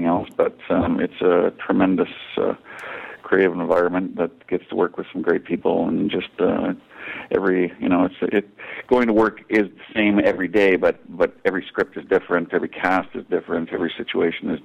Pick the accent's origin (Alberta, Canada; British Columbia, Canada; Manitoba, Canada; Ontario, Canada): Ontario, Canada; it's Canadian, born Ontario.